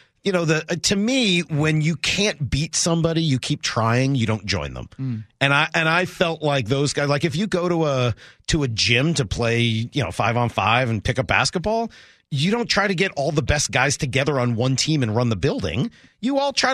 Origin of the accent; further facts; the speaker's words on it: Boston, Massachusetts, United States; as a kid, I think you know, growing up in Boston